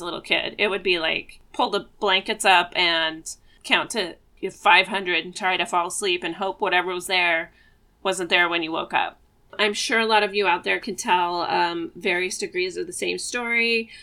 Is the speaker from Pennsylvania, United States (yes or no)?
no; Eugene, Oregon, United States; I was born in Eugene, Oregon, and I live about 15 minutes away from the house that I grew up